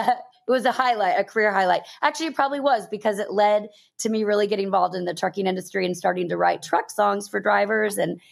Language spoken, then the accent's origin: English; Texas, United States; moved away as an adult; also born or lived in Oklahoma; now in Nashville, United States; Well, I'm from Texas by way of Oklahoma. I've been in Nashville almost 17 years now